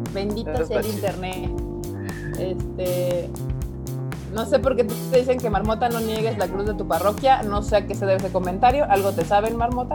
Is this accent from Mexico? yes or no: yes; Mexico City, Mexico; Todos los presentes aquí somos chilangos.